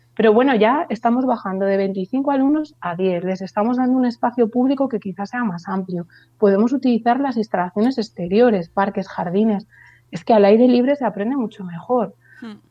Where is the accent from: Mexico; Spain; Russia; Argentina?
Spain; Burgos, Castile and León; en nuestra ciudad, ya sabéis que soy de Burgos